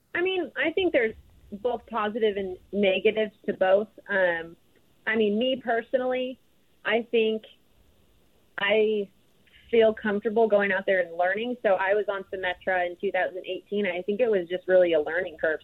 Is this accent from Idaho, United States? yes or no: yes; Idaho, United States; moved away as an adult; also born or lived in Texas; growing up in Idaho and going to Texas